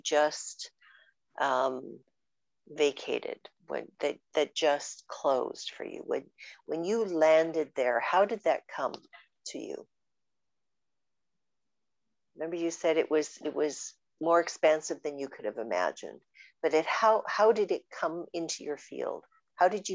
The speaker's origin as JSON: {"language": "English", "country": "Canada", "said": "I'm very Canadian"}